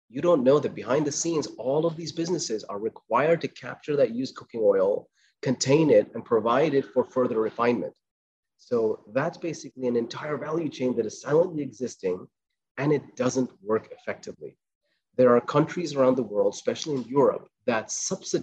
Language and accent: English; Qatar; I was born in Qatar, raised in Qatar